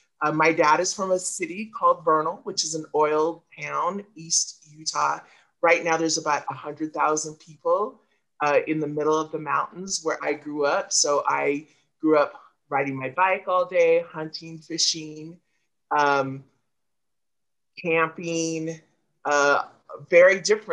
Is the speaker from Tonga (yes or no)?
yes; Tonga; I was born in Tonga.